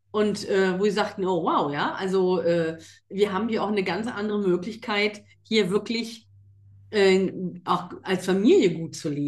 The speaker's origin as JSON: {"language": "German", "region": "North Rhine-Westphalia", "country": "Germany", "tie": "born there", "said": "Und ich bin gebürtig in NRW und glaub mir, da möchtest du nicht tot über den Zaun hängen."}